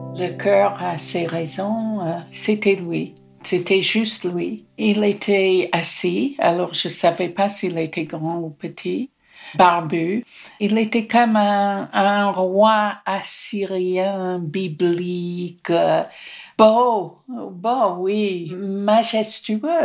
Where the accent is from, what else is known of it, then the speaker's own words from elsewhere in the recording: Newark, New Jersey, United States; French is a second language; moved away as an adult; also born or lived in France; now in Nice, France; Je suis née à Newark, dans le New Jersey